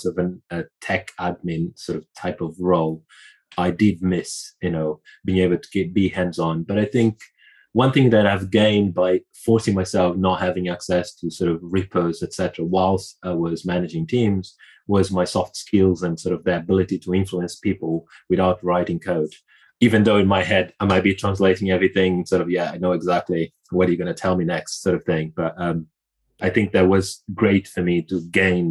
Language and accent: English; Angola; also born or lived in Brazil / Portugal; now in United Kingdom; I was born in Angola